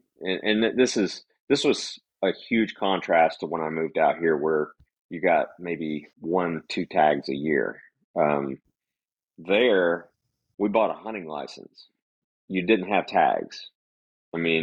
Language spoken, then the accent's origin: English; Northwest Florida, United States; I was born and raised in Northwest Florida